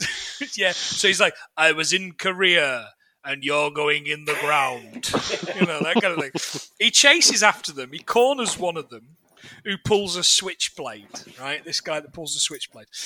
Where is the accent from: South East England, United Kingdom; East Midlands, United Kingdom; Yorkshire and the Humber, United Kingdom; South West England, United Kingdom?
East Midlands, United Kingdom; Nottingham; I'm from Nottingham